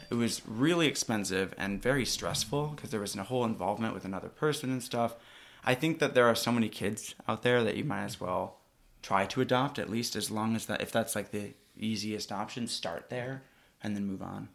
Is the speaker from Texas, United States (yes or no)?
no; Milwaukee, Wisconsin, United States; moved away as an adult; also born or lived in Russia / Utah; now in Seattle, United States; I'm adopted from Russia, but I grew up in, uh, Wisconsin, so right around Milwaukee